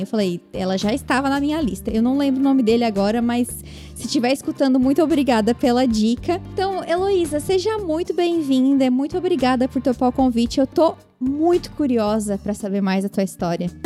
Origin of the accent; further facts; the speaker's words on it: interior of Santa Catarina, Brazil; now in United States; sou do interior de Santa Catarina